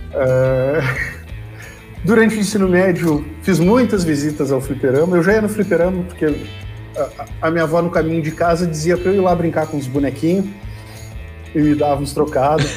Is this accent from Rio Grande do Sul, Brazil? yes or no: yes; Rio Grande, Rio Grande do Sul, Brazil; eu sou de Rio Grande, no sul do Rio Grande do Sul, Uh, fiz lá o, o, ensino médio e comecei a cursar a universidade lá